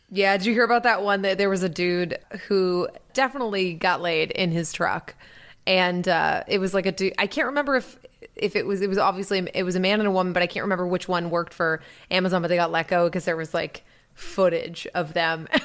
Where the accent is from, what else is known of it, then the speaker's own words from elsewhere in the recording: Salisbury, Massachusetts, United States; my hometown in front of my trashy, uh, Carousel in downtown Salisbury Beach